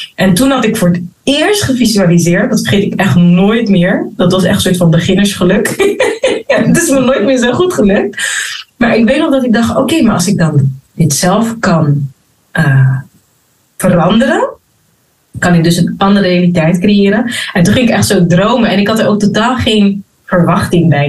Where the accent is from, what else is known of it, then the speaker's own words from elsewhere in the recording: Rotterdam, South Holland, Netherlands; also born or lived in Abu Dhabi; Geboren en getogen in Rotterdam